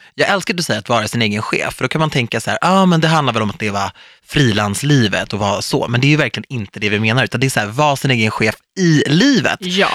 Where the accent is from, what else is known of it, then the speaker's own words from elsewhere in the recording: Stockholm, Stockholm County, Sweden; Jag är ändå född och uppvuxen i Stockholm